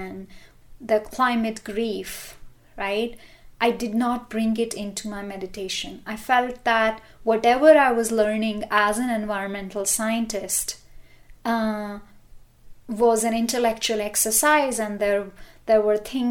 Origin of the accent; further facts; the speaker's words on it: India; moved away as an adult; now in Boulder, United States; I was born and brought up in India, and when I came to this country in 2001